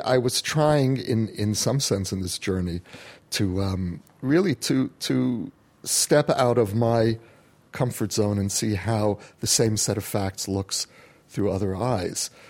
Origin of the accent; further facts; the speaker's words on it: United States; now in Jerusalem, Israel; as an American Jew who came home